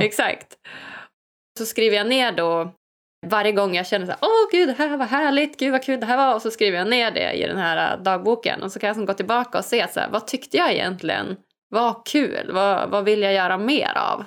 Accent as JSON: {"language": "Swedish", "town": "Umeå", "region": "Västerbotten County", "country": "Sweden", "tie": "born or raised there", "said": "jag är ju född och uppvuxen i, i Sverige, i Umeå, uppe i Norrland"}